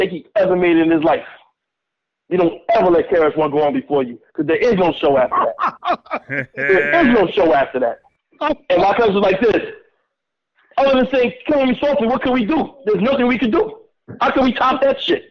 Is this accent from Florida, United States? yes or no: no; New York City, New York, United States; I'm from the Bronx